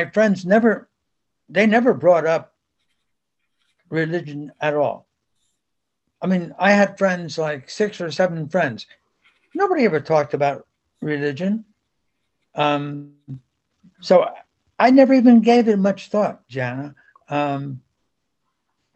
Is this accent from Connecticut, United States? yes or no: no; Bound Brook, New Jersey, United States; first language Spanish; moved away as an adult; also born or lived in Spain; we settled in Bound Brook, New Jersey, and that's where I lived up until I was 44